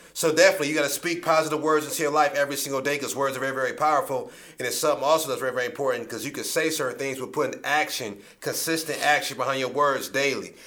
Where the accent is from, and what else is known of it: Akron, Ohio, United States